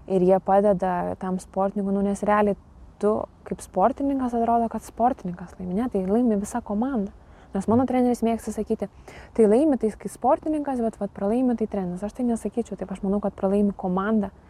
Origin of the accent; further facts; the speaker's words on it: Lithuania; čia mes lietuviai